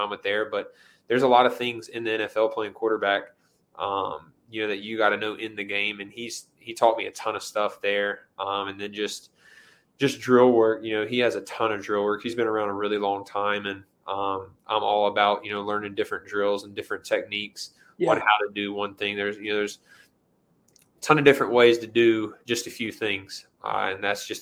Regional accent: Greenville, North Carolina, United States; I was a starter at my dream school in my hometown at, you know, 18 years old.

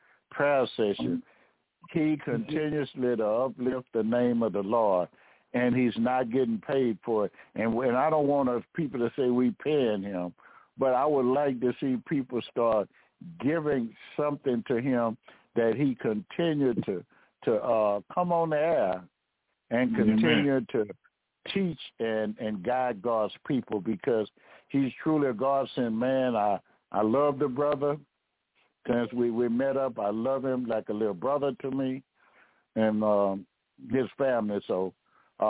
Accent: United States; I was raised in America. And this America is my home.

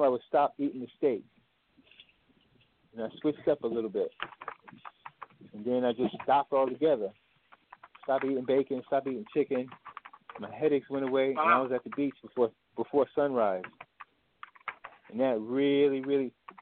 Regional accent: New England, United States; also born or lived in Alabama; I'm from New England

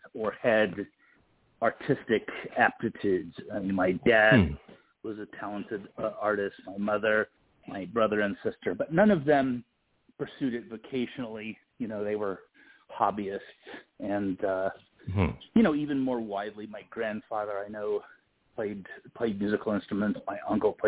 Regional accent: Houston, Texas, United States; I was born in Houston, Texas

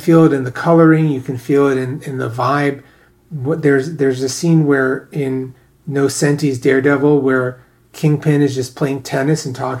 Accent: New York City, New York, United States; I grew up in New York

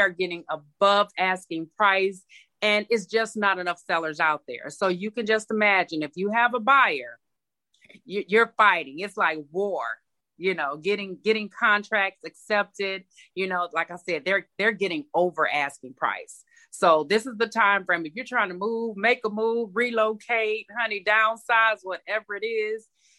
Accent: Michigan, United States; now in Georgia, United States; I am originally from Michigan, and I have resided in Georgia since 1997.

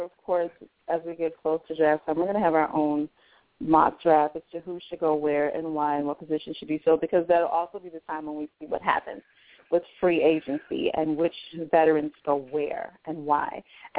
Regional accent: Chicago, Illinois, United States; I'm from Chicago, so I've watched the Bears all my life.

